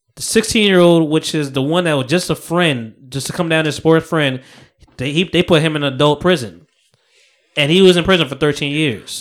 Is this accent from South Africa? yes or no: no; New York City, New York, United States; moved away; I was born in Harlem.